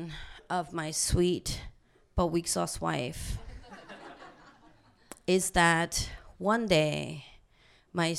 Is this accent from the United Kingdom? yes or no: no; South Korea; now in Vancouver, Canada; I'm from South Korea